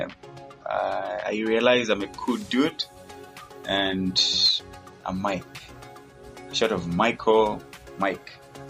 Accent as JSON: {"language": "English", "town": "Lusaka", "region": "Lusaka Province", "country": "Zambia", "tie": "born or raised there", "also_born_or_lived": "Kitwe / Luapula", "second_language": "English", "said": "okay, I was born in Kitwe. I was in 1992 and stayed in Lusaka when I was a little bit young, and then also partly stayed in Wapula and came back to Lusaka in 2002."}